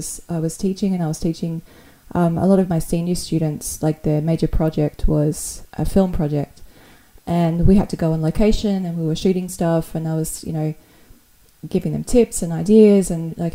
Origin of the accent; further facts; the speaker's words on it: Perth, Western Australia, Australia; now in Sydney, Australia; I grew up in this sort of a smaller town in Perth in the western side of Australia